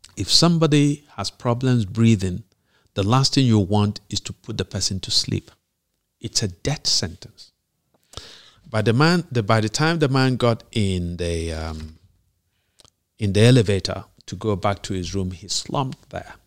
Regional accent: Nigeria; you and I grew up in Nige-, in a Nigeria where there were still standards

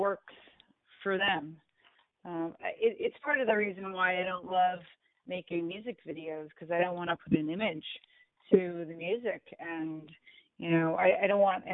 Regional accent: United States; I'd love it if I was acknowledged in my home country.

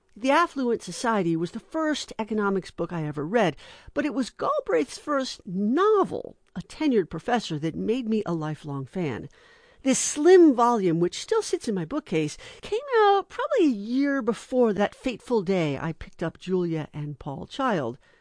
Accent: Las Vegas, Nevada, United States; I grew up in Vegas

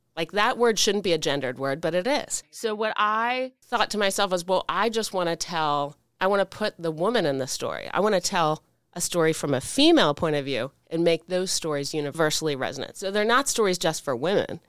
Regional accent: Washington, United States; us growing up in Washington, a town, as we grew up in it

